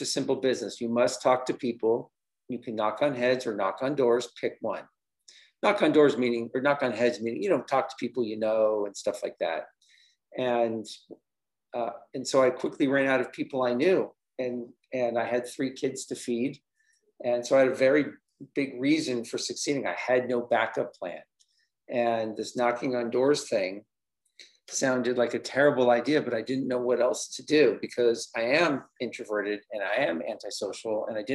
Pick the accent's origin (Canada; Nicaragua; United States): United States; Los Angeles, California; also born or lived in New York City; now in Denver, United States; I currently reside in Denver, Colorado, although I'm originally from Los Angeles